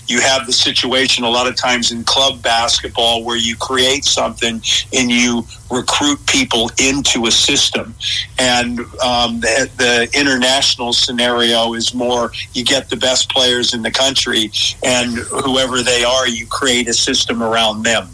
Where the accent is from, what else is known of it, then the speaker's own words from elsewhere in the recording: United States; now in Australia; being an American and coming over here